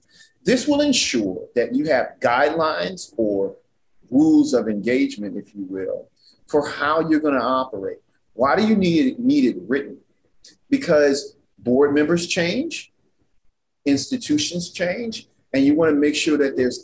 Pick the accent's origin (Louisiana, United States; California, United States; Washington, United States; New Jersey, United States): Louisiana, United States; New Orleans; moved away; I'm originally from New Orleans, Louisiana